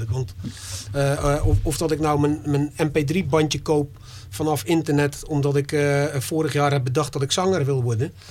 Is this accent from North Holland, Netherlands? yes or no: no; Dordrecht, South Holland, Netherlands; ik kom uit Dordrecht, er zijn in Dordrecht, weet ik veel hoeveel artiesten